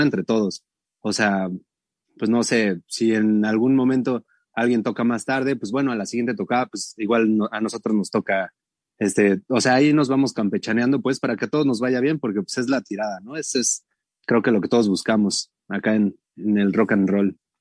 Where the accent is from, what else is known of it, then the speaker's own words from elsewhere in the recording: Atizapán de Zaragoza, State of Mexico, Mexico; also born or lived in Tlalnepantla; como somos de, Atizapán, de Zaragoza, del bellísimo Atizapán y también de Tlane, somos de esos dos este, municipios